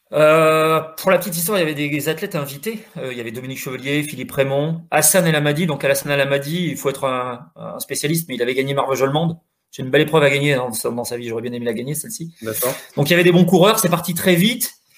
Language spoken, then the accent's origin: French; Corrèze, Nouvelle-Aquitaine, France; je suis de Corrèze